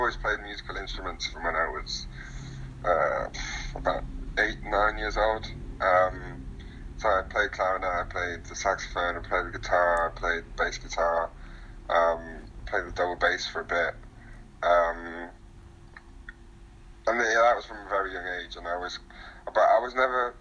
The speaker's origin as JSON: {"language": "English", "town": "Derby", "region": "East Midlands", "country": "United Kingdom", "tie": "born or raised there", "moved": "as an adult", "lives_now": "London, United Kingdom", "said": "I was growing up in Derby, so I moved to London away from all"}